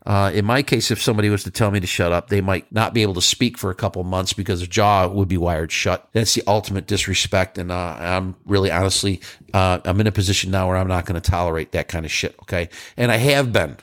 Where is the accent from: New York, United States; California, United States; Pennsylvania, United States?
New York, United States; moved away; I'm from New York